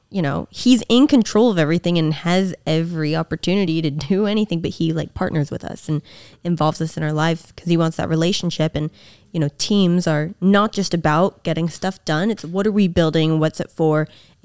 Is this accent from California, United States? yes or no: yes; the Bay Area, California, United States; I'm from the Bay.